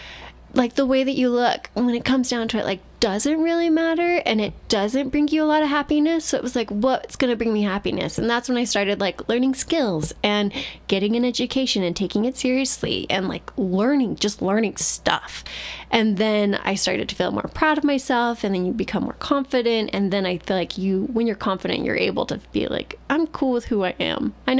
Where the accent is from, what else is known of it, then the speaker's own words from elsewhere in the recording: New York, United States; I grew up in New York around lots of non-Mormons